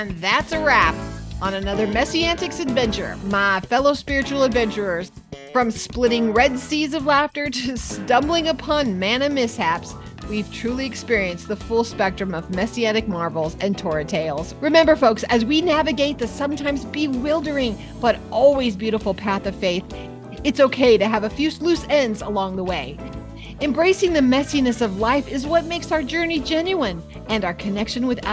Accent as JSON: {"language": "English", "town": "San Diego", "region": "California", "country": "United States", "tie": "born or raised there", "moved": "yes", "said": "I grew up in San Diego."}